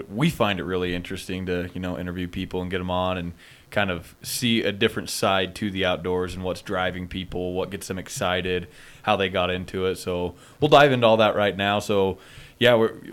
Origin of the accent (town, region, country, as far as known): Sugar City, Idaho, United States; born or raised there